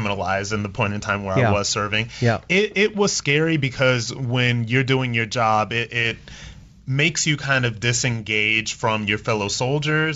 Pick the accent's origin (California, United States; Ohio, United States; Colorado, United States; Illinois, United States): Ohio, United States; Akron; I am from Akron, Ohio.